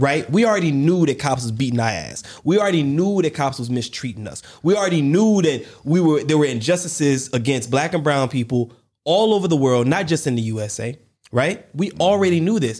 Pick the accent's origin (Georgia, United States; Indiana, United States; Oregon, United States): Georgia, United States; Warner Robins; growing up in Warner Robins, Georgia, I didn't know, I'm a black man, a black kid, a black family